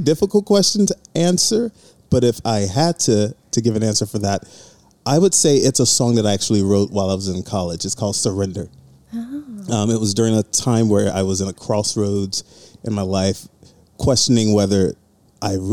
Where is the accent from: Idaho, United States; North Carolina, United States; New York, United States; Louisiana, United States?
Louisiana, United States; Lake Charles; also born or lived in Birmingham, Alabama; I was born in Birmingham, Alabama, grew up in Lake Charles, Louisiana